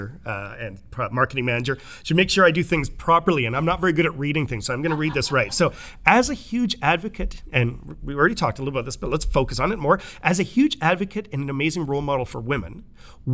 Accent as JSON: {"language": "English", "town": "Tsawwassen", "region": "British Columbia", "country": "Canada", "tie": "born or raised there", "said": "I grew up in Tawasin next to the Tawasin, you know, indigenous area"}